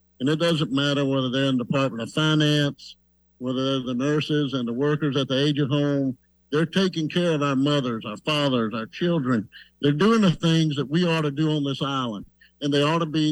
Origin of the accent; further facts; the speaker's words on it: Birmingham, Alabama, United States; accent: southern drawl; moved away; Birmingham, Alabama